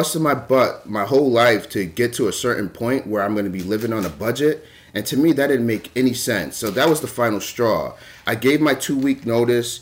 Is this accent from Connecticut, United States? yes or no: yes; Connecticut, United States; moved away as an adult; now in Maine, United States; I'm originally from Connecticut, came up to the state of Maine to go to the university